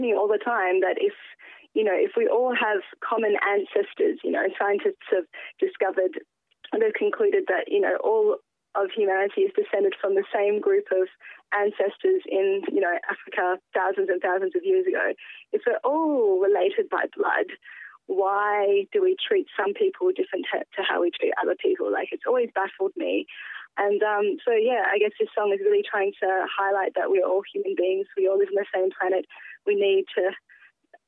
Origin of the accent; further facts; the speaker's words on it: Perth, Western Australia, Australia; I'm an Australian and that, yes, I was born here and yes, I belong here